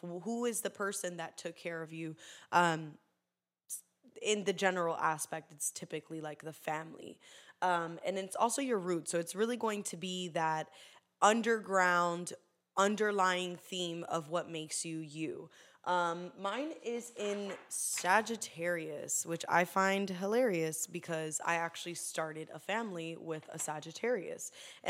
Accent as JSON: {"language": "English", "town": "Poinciana", "region": "Florida", "country": "United States", "tie": "born or raised there", "also_born_or_lived": "Puerto Rico", "said": "I was born in Puerto Rico. I came to Florida at turning 8. I lived in Poinciana for a year, and then I moved to like Hunter's Creek, and then from there we moved to back to Poinciana"}